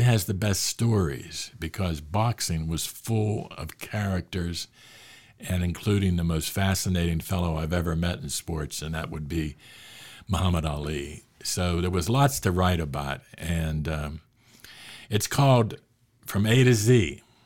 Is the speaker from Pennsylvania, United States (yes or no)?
yes; Pittsburgh, Pennsylvania, United States; I grew up in Hazelwood section of Pittsburgh, the inner city of Pittsburgh